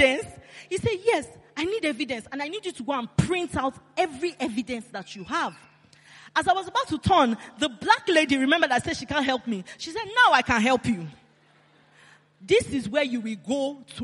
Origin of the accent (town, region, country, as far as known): Nigeria